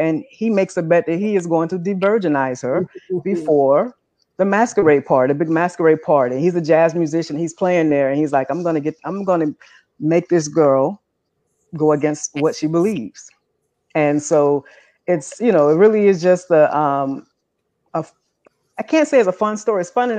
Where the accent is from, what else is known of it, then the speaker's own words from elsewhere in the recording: New Orleans, Louisiana, United States; I'm from New Orleans.